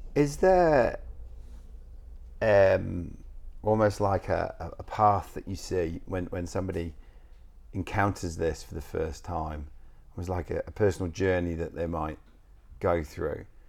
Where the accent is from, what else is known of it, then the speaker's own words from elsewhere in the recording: England, United Kingdom; moved away; I'm from England